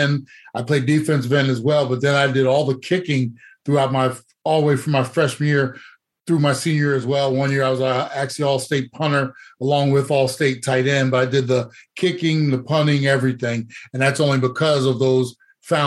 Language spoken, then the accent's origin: English; New Jersey, United States; moved away as an adult; also born or lived in Atlanta; now in Arizona, United States; I am a native, born and raised of New Jersey